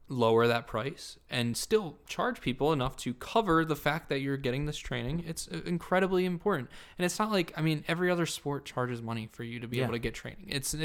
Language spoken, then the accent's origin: English; Cumberland County, New Jersey, United States; I'm from Cumberland County, New Jersey.